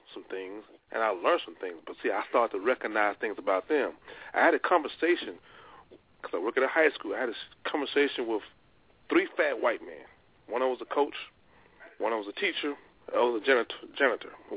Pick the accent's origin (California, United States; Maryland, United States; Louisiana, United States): Louisiana, United States; moved away as an adult; now in Seattle, United States; I'm from Louisiana, it was all black elementary, all black high school. I went to Grambling State